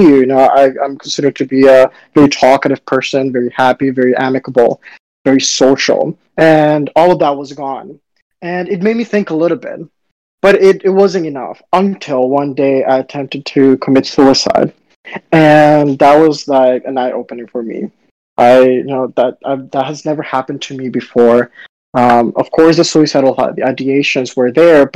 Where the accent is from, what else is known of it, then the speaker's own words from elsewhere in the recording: Dominican Republic; also born or lived in South Florida, United States / Baltimore, United States; now in New York, United States; I grew up in Dominican Republic, where it's sunny and hot all the time, and then South Florida, where it's also sunny, hot at the time